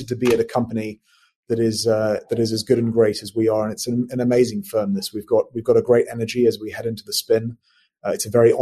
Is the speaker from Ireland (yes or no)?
no; London, United Kingdom; accent: British; moved away as an adult; also born or lived in Windsor / Edinburgh / Singapore; Born in London, born and raised, and went to a school in Windsor called Eton College.